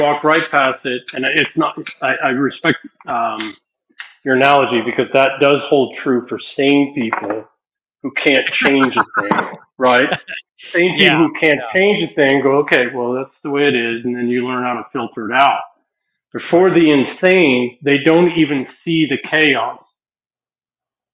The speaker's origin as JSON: {"language": "English", "town": "San Francisco", "region": "California", "country": "United States", "moved": "as an adult", "said": "I'm from San Francisco, California, my much beloved home"}